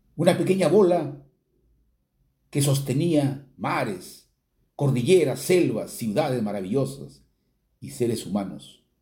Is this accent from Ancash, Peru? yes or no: yes; Chiquián, Ancash, Peru; muy pegados a lo nuestro, a lo chiquiano